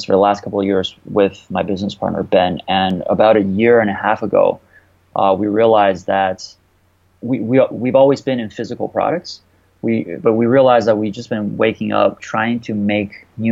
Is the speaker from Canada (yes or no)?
yes; Canada; I went to school in Canada. I'm Canadian